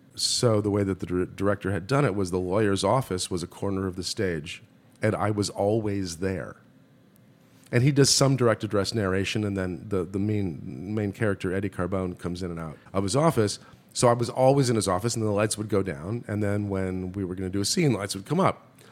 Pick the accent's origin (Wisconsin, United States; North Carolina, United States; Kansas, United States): Wisconsin, United States; Milwaukee; I grew up in Milwaukee, Wisconsin